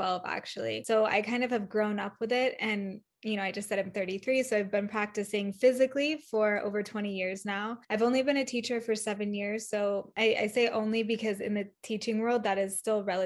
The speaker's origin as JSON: {"language": "English", "region": "Northern California", "country": "United States", "also_born_or_lived": "South Lake Tahoe", "said": "I am originally from Northern California"}